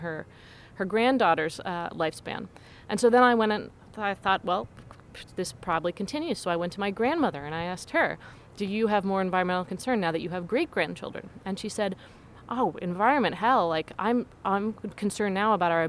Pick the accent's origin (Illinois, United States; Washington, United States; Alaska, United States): Washington, United States; Seattle; I was growing up in Seattle